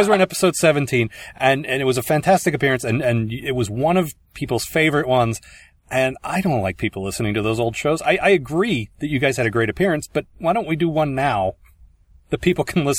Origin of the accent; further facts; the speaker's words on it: United States; It's like I'm totally American.